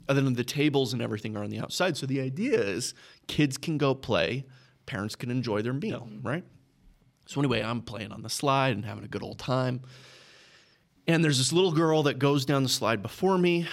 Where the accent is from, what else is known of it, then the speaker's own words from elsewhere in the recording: Texas, United States; I grew up in Texas